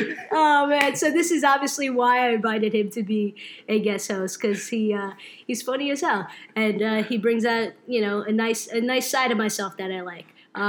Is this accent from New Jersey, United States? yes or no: yes; New Jersey, United States; also born or lived in Brooklyn; But I pretty much grew up in Jersey kid. At heart, you can say I love the Jersey Shore. So, you know, that really makes me Jersey.